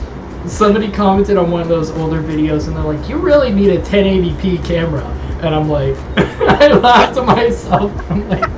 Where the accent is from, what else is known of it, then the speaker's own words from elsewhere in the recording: Massachusetts, United States; accent: Massachusetts; I'm working on trying to get rid of my accent. My Massachusetts accent, where I say ka and pack.